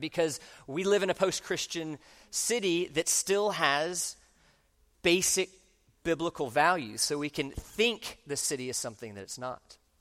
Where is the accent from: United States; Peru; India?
United States; Orlando, Florida; I grew up in Orlando